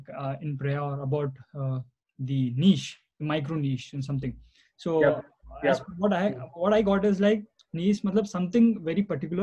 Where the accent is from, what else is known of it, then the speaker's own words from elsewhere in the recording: Hyderabad, Telangana, India; And I am from Hyderabad.